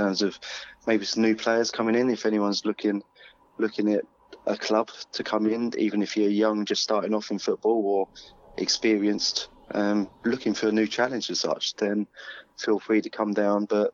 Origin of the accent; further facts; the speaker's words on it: Plymouth, South West England, United Kingdom; I come from Plymouth